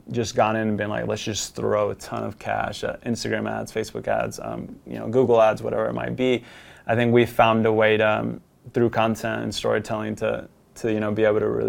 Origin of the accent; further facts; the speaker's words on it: Colombia; We are from Colombia. We're there in the farms.